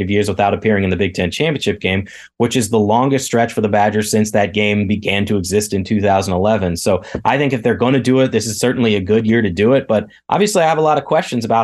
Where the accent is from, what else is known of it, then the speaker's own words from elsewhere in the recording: Kansas, United States; I grew up in Kansas